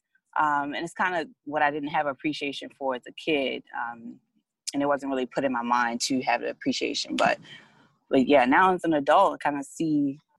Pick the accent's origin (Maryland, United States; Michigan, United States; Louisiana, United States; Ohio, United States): Maryland, United States; Baltimore; I grew up in Baltimore, East Baltimore specifically. We both went to Patterson High School. I bounced around a little bit, so I have a little more like exposure to most of the city.